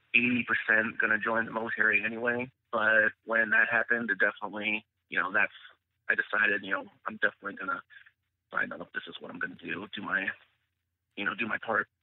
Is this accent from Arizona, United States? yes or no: no; Northern California, United States; I grew up in California, Northern California, so it's you know pretty liberal place.